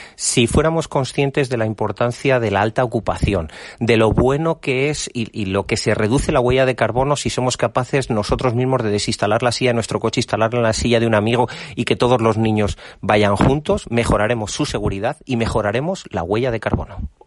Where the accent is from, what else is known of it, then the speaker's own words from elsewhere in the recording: Valladolid, Castile and León, Spain; Nosotros somos de Valladolid, llevamos nuestra tierra a todos los lados, llevamos Castilla y León por, por el mundo entero